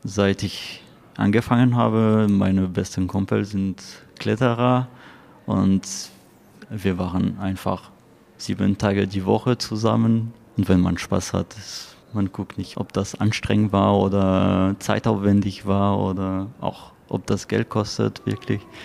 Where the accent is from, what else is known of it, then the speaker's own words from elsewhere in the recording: France; German is a second language; moved away as an adult; now in Paderborn, Germany; Ich komme aus Frankreich, bin seit fünf Jahren in Deutschland